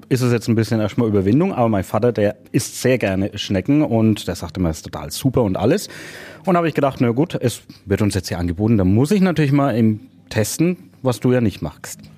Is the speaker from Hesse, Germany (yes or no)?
no; Kronach, Bavaria, Germany; meine Geburtsstadt nach Kronach